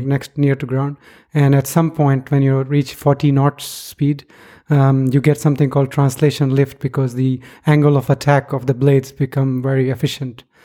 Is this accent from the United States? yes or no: no; Pakistan; moved away; I was growing up in Pakistan